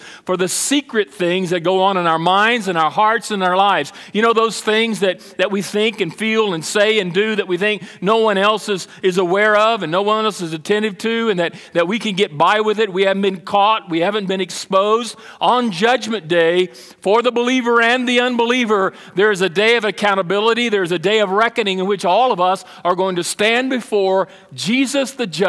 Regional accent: Brazil; When I was a child, I was in Brazil. I grew up in South America, Brazil, and we had a missionary residence that was provided by the International Mission Board

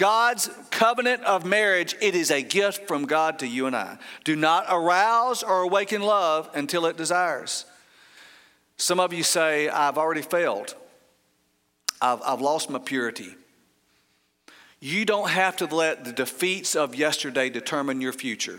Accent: Paulding County, Georgia, United States; I grew up in Pauling County, Georgia

